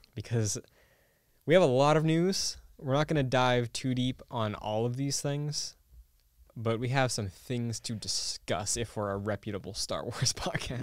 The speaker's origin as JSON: {"language": "English", "region": "Massachusetts", "country": "United States", "tie": "born or raised there"}